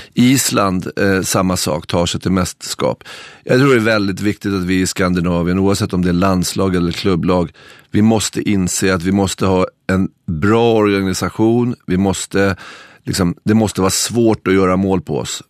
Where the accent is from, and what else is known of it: Stockholm, Stockholm County, Sweden; moved away as an adult; now in Norway